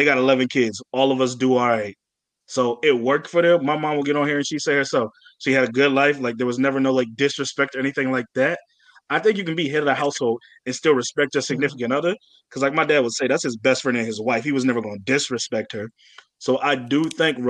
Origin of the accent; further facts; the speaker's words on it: Virginia, United States; also born or lived in Atlanta, Georgia; I'm from Atlanta, Georgia. I grew up in a strict religious type household in the south of Virginia. Not the south of Virginia, but just Virginia